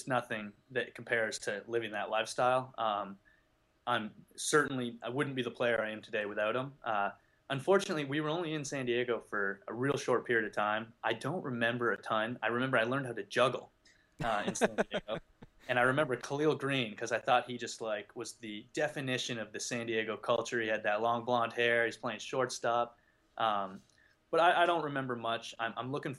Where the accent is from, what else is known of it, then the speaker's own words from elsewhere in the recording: just outside Toronto, Ontario, Canada; moved away as an adult; I grew up in just outside Toronto